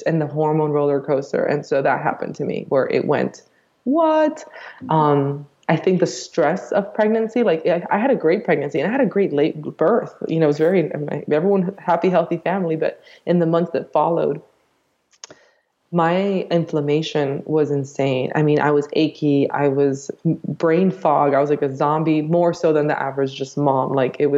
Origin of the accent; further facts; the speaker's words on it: Miami, Florida, United States; I grew up in Miami